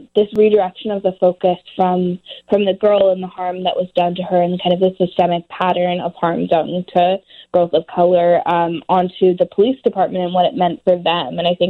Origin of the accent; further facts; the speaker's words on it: Oakland, California, United States; I was born and raised in Oakland. I still live here.